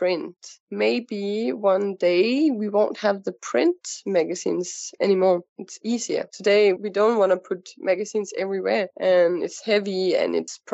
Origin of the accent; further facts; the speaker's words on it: Copenhagen, Capital Region of Denmark, Denmark; moved away as an adult; now in Dubai, United Arab Emirates; I'm coming from Denmark, from Copenhagen